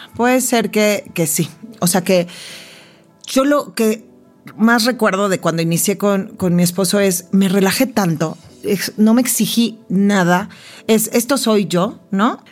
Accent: Mexico; yo también he hecho muchas cosas que no siguen la línea típica de la mexicana típica

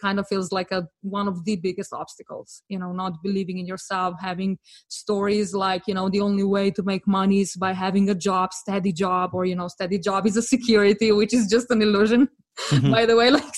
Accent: Slovenia; moved away as an adult; also born or lived in France / London; I'm actually from Slovenia

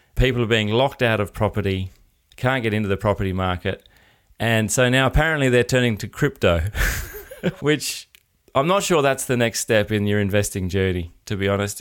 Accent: Adelaide, South Australia, Australia; I'm from Adelaide

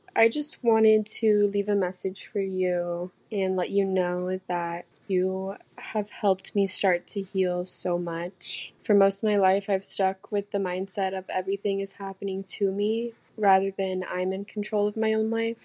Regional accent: Arkansas, United States; I'm from Arkansas

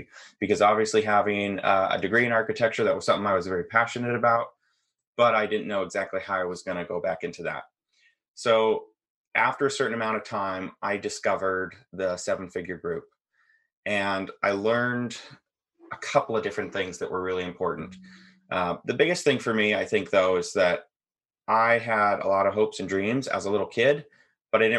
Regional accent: Seattle, Washington, United States; I'm from Washington State, kind of the North Seattle

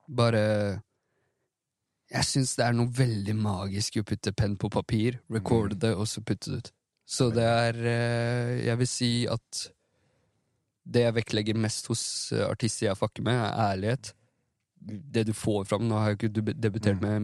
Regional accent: Iran; det er noe fornærmende for meg som iraner mm. å se at symbolikken på, på det mm. ble en anti-hijab-kamp.

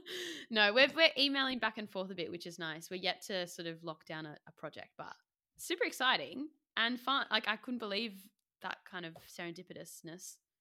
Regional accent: Australia; moved away; I'm Australian

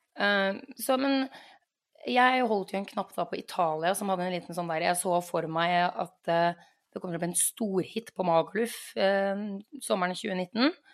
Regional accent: Norway; jeg er nordmann òg

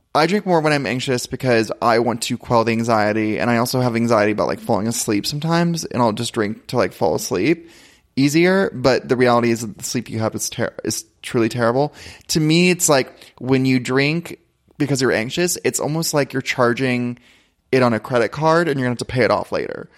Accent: Ventura, California, United States; I come from Ventura

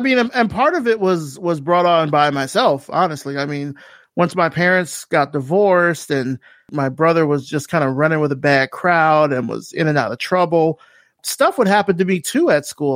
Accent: Selma, Alabama, United States; moved away as an adult; telling people I was from Selma

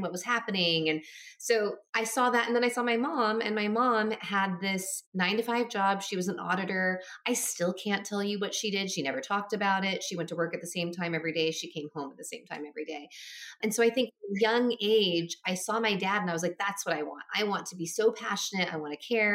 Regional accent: Minnesota, United States; my parents moved to America from Taiwan at the time, and I was born in Minnesota

